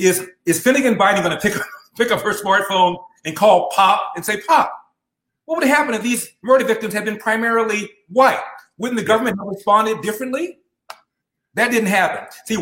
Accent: Los Angeles, California, United States; I'm born and raised in Los Angeles.

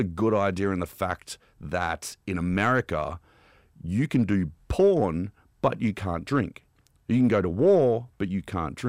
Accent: Canberra, Australian Capital Territory, Australia; Where I grew up in Canberra, weed is decriminalized

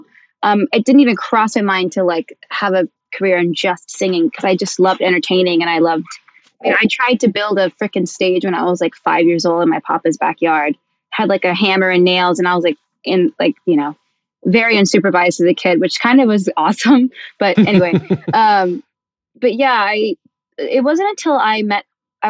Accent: San Diego, California, United States; moved away; also born or lived in Charlotte, North Carolina; Born and raised in the 619.

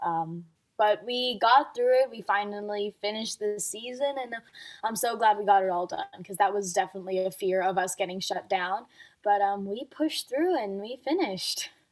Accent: Dubai, United Arab Emirates; moved away; I've been a figure skater ever since I was um, growing up in Dubai

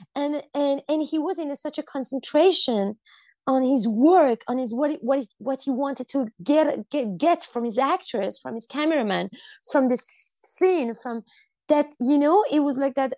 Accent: Iran; i grew up in Iran

